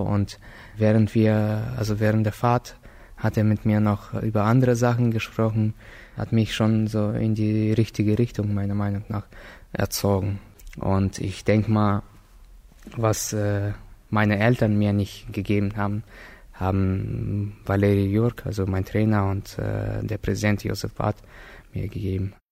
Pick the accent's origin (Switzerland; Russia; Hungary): Russia; Slavgorod, Altai Krai; now in Berlin, Germany; geboren in Russland, in Slavgorod